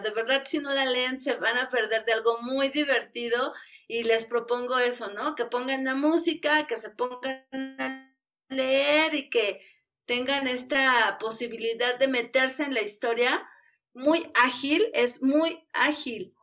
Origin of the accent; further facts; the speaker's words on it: Mexico; somos mexicanos